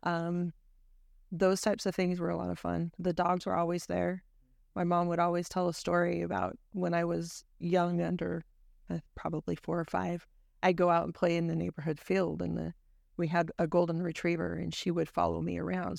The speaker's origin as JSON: {"language": "English", "town": "Idaho Falls", "region": "Idaho", "country": "United States", "tie": "born or raised there", "said": "growing up in I, in Idaho was really quite fun. Um, we lived just outside of Idaho Falls"}